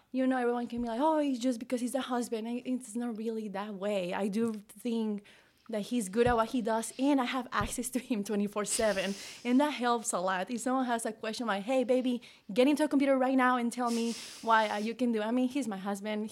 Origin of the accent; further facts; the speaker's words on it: Mexico; moved away as an adult; now in United States; I'm from Mexico, you know, and I moved here when I was eighteen